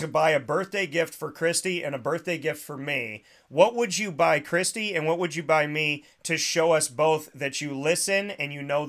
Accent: Syracuse, New York, United States; Because he disrespects Syracuse something awful. So if I had the chance to knock out Doug Gottlieb, I think my hometown would go nuts.

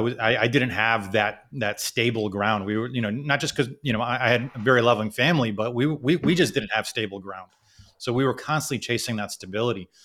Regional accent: United States; also born or lived in Kuwait / Canada / Philadelphia; I ended up growing up in America, and, um, who knows how my life would have been had I, had I stayed in Kuwait

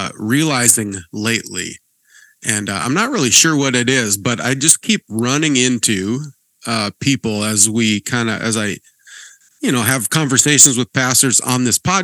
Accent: Manhattan, Montana, United States; I grew up in Manhattan, but I didn't go to either of the CRC churches or the Christian school. I went to a little Bible Baptist church in Manhattan.

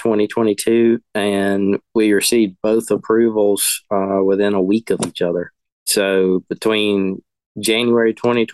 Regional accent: the Piedmont of North Carolina, United States; I grew up in the Piedmont of North Carolina

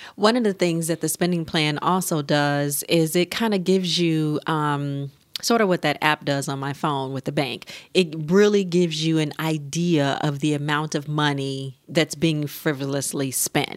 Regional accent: United States; we as American couples

